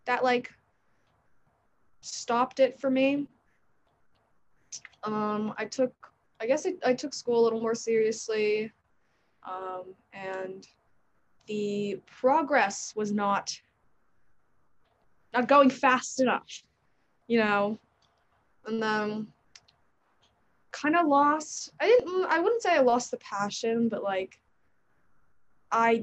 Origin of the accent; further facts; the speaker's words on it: New York, United States; I'm 17. I'm from New York